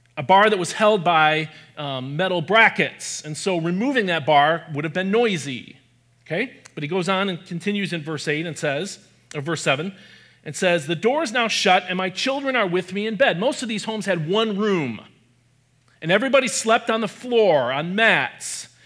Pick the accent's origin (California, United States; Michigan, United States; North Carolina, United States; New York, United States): Michigan, United States; I grew up in Michigan, where I also live now